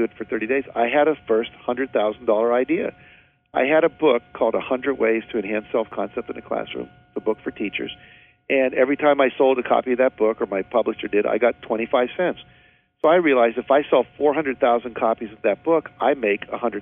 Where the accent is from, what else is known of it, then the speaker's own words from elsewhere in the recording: West Virginia, United States; I grew up in West Virginia